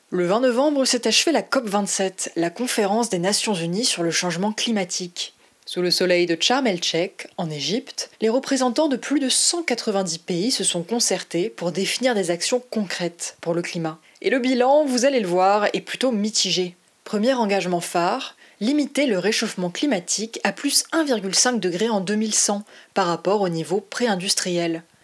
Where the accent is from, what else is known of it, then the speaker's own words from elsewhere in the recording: Côte d’Ivoire; now in France; je suis issue de l'immigration. Je suis de Côte d'Ivoire et ça fait une dizaine d'années que je suis en France.